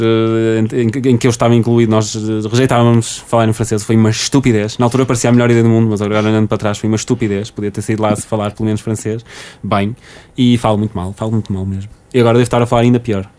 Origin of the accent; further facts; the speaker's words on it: Porto, Norte, Portugal; sou do Porto